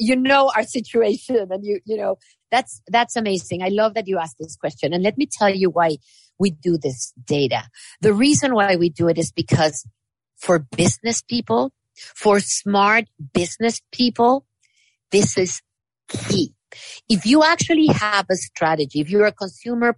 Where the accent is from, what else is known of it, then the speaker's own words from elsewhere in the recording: Mexico; now in United States; I come from Mexico.